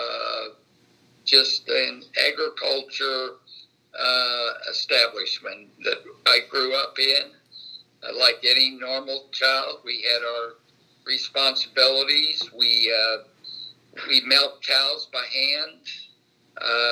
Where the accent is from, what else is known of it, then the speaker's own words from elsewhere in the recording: Batesville, Indiana, United States; I was born in Batesville, Indiana in 1941.